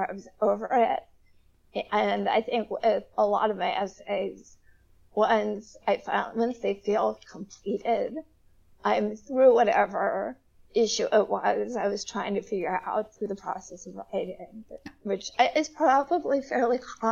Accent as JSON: {"language": "English", "region": "Ohio", "country": "United States", "tie": "born or raised there", "moved": "as an adult", "said": "I'm actually sitting in my hometown library right now"}